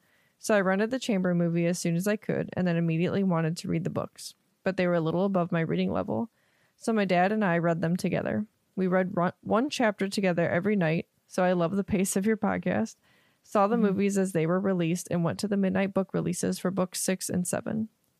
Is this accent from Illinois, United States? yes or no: yes; Chicago, Illinois, United States; now in Southern Europe; I'm now living in Southern Europe. I'm originally from Chicago.